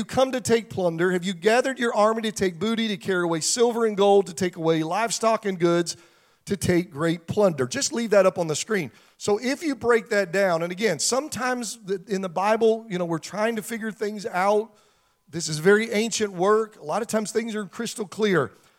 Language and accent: English; Pennsylvania, United States; moved away; 20 minutes from where I grew up in Pennsylvania